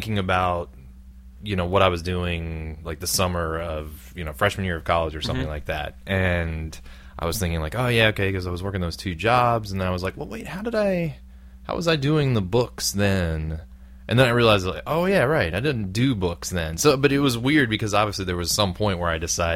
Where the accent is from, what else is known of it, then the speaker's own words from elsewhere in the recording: Brown County, Southern Ohio, United States; moved away; I grew up in Southern Ohio